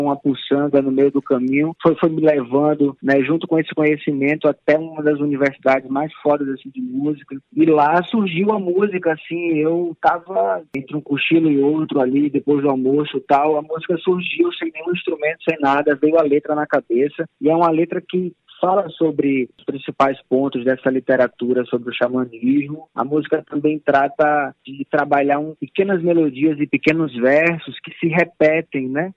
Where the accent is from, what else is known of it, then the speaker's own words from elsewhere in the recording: Roraima, Brazil; Minha infância e minha adolescência foi no Roraima